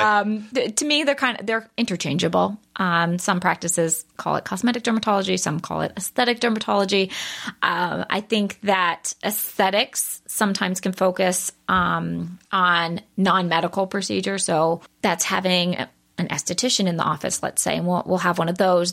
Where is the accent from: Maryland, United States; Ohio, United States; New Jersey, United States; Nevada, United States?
Maryland, United States; Baltimore; I grew up in Baltimore.